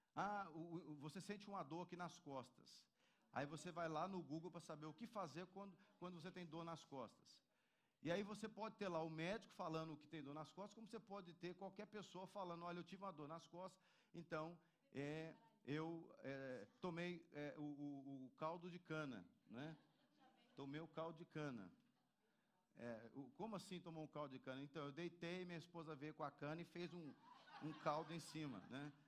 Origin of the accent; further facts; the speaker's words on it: Minas Gerais, Brazil; moved away; lá na minha terra, lá em Minas Gerais